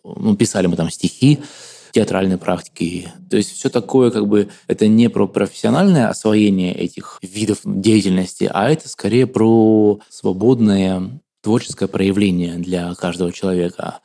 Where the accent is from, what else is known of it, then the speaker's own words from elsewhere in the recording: Krasnoyarsk, Krasnoyarsk Krai, Russia; я из Красноярска